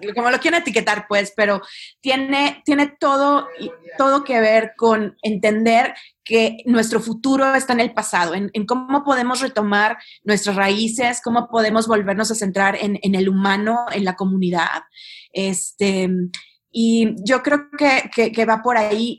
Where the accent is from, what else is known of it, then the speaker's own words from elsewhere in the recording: Monterrey, Nuevo León, Mexico; yo, soy de Monterrey, no estoy enojada si hablo, este, y, pues crecí en, medio de estos grandes capitanes de empresa